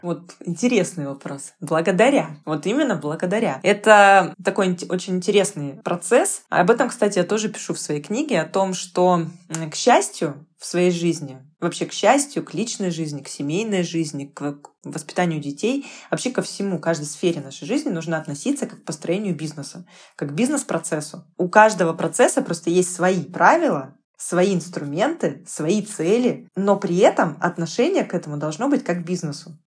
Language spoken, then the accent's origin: Russian; Novosibirsk, Novosibirsk Oblast, Russia; я из Новосибирска